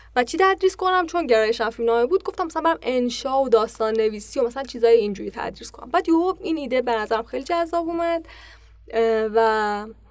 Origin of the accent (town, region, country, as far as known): Pakdasht, Tehran Province, Iran; born or raised there